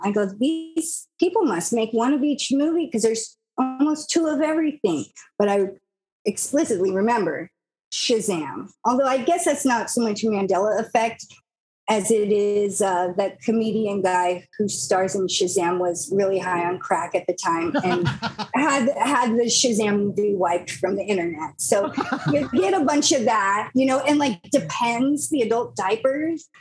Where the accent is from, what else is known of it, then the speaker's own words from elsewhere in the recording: United States; I'm an American.